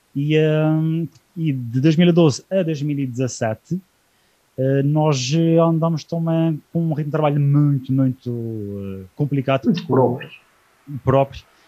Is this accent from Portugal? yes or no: yes; Azores, Portugal; aquilo que nos nos marca como, como açorianos